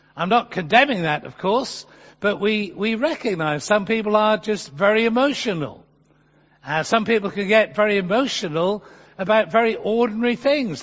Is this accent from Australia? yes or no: no; England, United Kingdom; as an Englishman